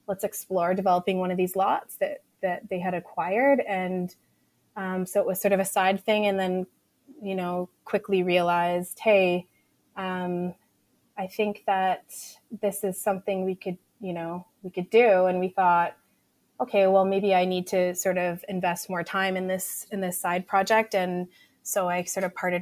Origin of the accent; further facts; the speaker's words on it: Edmonton, Alberta, Canada; also born or lived in Vancouver, Canada; We grew up in Park Allen and Bonnie Doon. And so we'd always kind of lived in the inner city